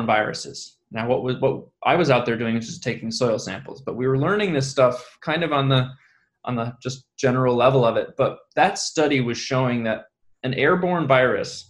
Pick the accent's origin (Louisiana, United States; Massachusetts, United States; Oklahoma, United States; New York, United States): New York, United States; Ithaca; I come from upstate New York, Ithaca